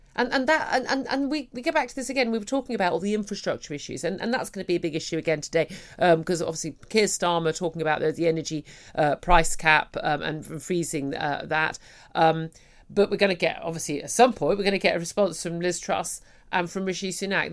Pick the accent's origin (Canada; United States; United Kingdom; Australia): United Kingdom; we as British people